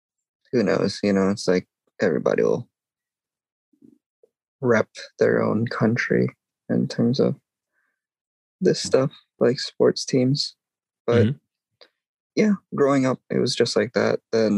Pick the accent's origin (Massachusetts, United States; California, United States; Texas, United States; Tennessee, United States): California, United States; Growing up in California... You're just surrounded by it most of the time. And I think it's weird. Like, my parents are immigrants